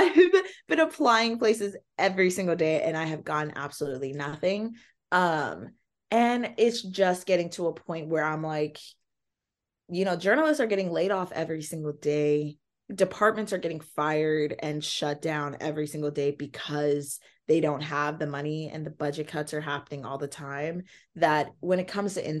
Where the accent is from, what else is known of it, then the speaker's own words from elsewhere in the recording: Nigeria; And also being Nigerian, they use the Bible as a parenting book